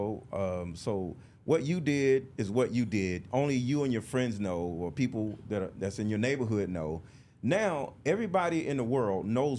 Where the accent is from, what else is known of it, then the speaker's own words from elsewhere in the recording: Detroit, Michigan, United States; I can understand what you're saying, because I was raised in Detroit. It was the same way.